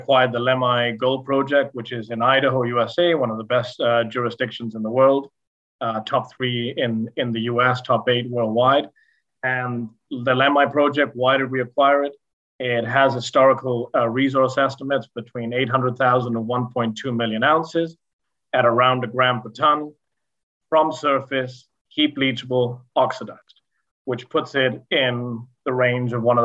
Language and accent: English; Argentina; now in Canada; I grew up in Argentina on a farm that had many more bees